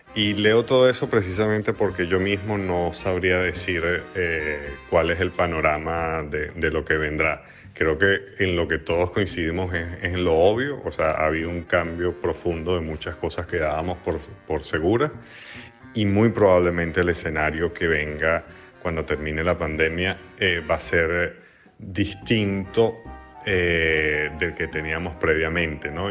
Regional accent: Venezuela; moved away; mi propia experiencia como venezolano emigrante

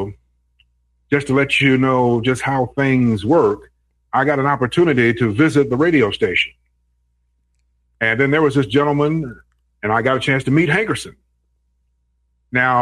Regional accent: Cincinnati, Ohio, United States; growing up in Cincinnati, WCIN was really a legendary station

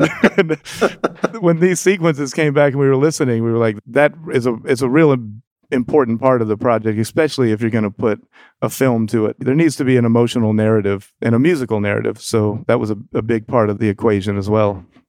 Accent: Jacksonville, Florida, United States; growing up on Mente Street in Jacksonville.

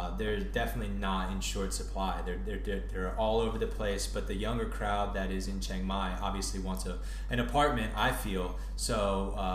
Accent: Northern Virginia, United States; moved away; I grew up in the Northern Virginia area

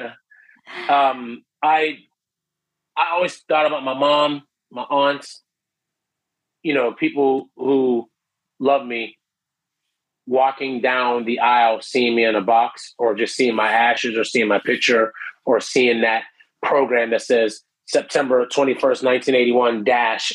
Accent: Canton, Ohio, United States; moved away as an adult; now in Orlando, United States; I'm from Ohio originally, Canton, Ohio

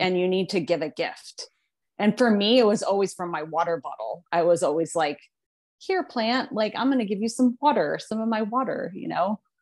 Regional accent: Phoenix, Arizona, United States; I was born and raised in Phoenix

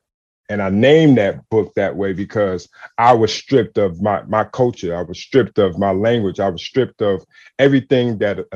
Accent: San Francisco, California, United States; I grew up in San Francisco

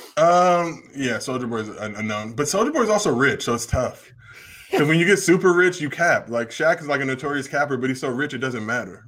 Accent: New Jersey, United States; moved away; also born or lived in Los Angeles; I was born in Jersey

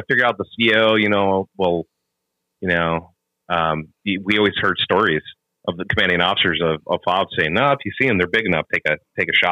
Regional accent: Minnesota, United States; I'm from Minnesota

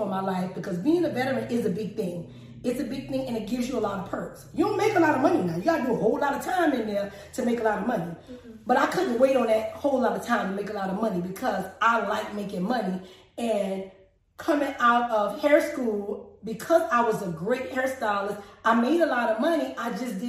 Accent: Kingstree, South Carolina, United States; also born or lived in Florida / Charlotte; So I was raised in Friesen, here in King Street, a small town in King Street. And I went to the public schools here in King Street

